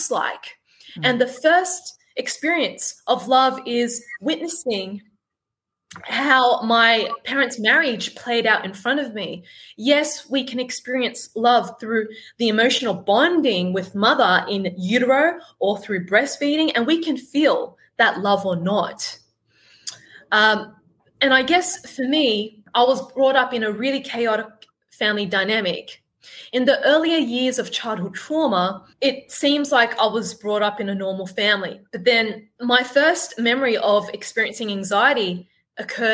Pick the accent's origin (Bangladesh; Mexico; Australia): Australia; Sydney, New South Wales; I was born and brought up in Sydney, Australia, as you could tell by my accent and my killer tan